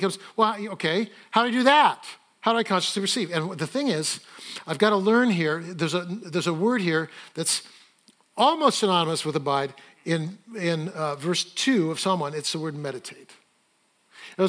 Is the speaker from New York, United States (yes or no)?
no; Fresno, California, United States; I grew up in Fresno, California